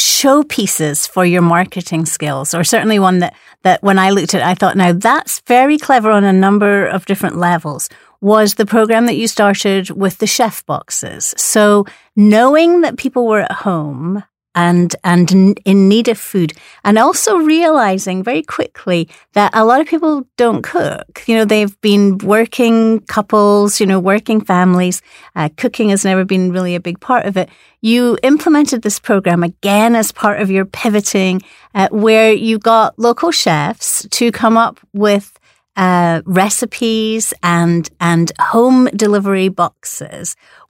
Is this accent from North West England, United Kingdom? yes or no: no; Scotland, United Kingdom; accent: Scottish; It's with my Scottish accent.